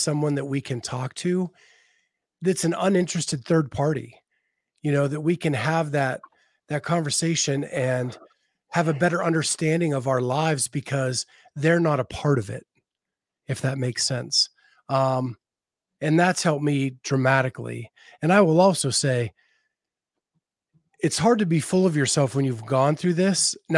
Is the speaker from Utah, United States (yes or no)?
no; Western Pennsylvania, United States; moved away; I grew up in Western Pennsylvania, very blue collar